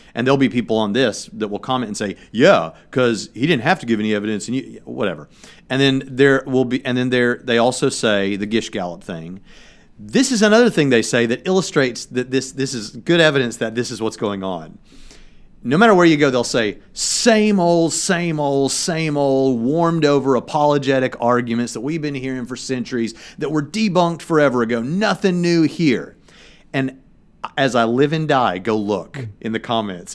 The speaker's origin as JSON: {"language": "English", "region": "Tennessee", "country": "United States", "moved": "yes", "lives_now": "Indiana, United States", "said": "I'm not from Texas. I'm from Tennessee, and I currently live in Indiana the godless North"}